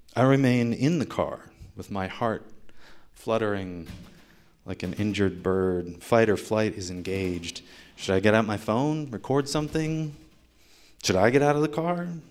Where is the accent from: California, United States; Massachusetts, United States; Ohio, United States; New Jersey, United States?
Ohio, United States; moved away; Ohio, my home state